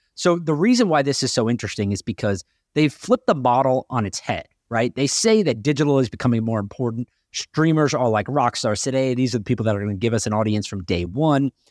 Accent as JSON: {"language": "English", "region": "North Carolina", "country": "United States", "tie": "born or raised there", "said": "I grew up in North Carolina"}